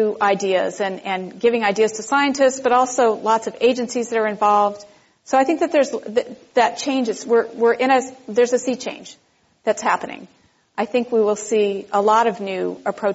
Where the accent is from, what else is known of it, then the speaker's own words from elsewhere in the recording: Southern California, United States; now in Berkeley, United States; that I grew up with in Southern California